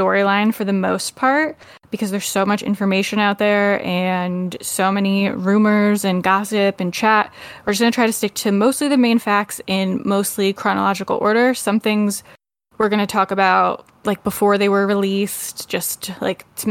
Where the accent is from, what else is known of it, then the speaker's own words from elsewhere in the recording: United States; I am the American podcast host